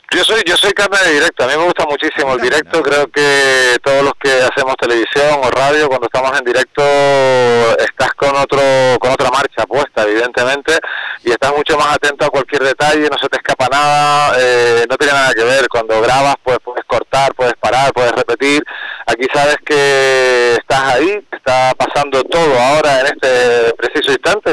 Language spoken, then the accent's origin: Spanish; Fuerteventura, Canary Islands, Spain; estar en mi casa en Fuerteventura